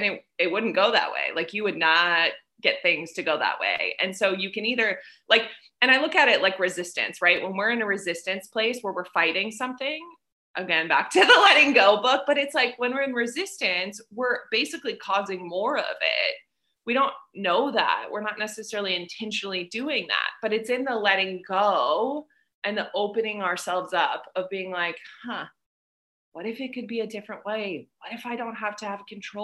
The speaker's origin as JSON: {"language": "English", "country": "United States", "also_born_or_lived": "South Korea", "moved": "as an adult", "lives_now": "Vietnam", "said": "I'm in Vietnam and I'm American"}